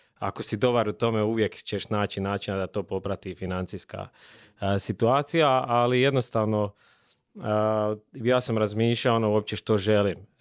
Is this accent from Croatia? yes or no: yes; Slavonia, Croatia; dolazim iz Slavonije